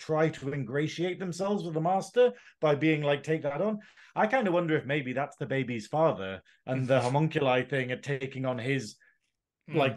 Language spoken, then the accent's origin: English; England, United Kingdom; we are English